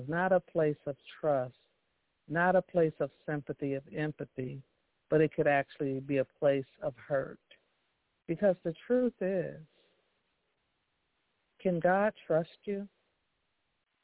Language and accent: English; Chicago, Illinois, United States; I was from Chicago